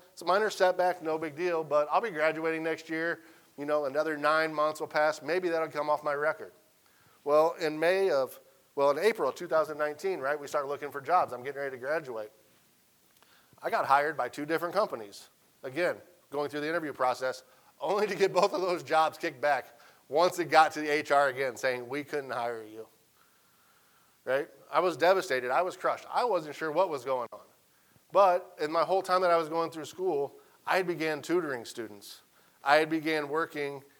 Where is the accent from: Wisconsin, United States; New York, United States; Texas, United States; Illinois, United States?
Illinois, United States; Central; moved away as an adult; now in Arkansas, United States; teach at a small school in Central Illinois, 45 minutes from my hometown